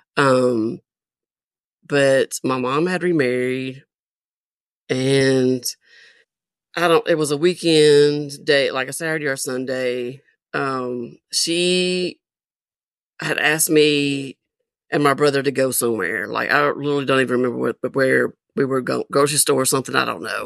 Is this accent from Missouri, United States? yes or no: no; Nashville, Tennessee, United States; also born or lived in Murfreesboro, Tennessee; I am originally from Nashville, Tennessee.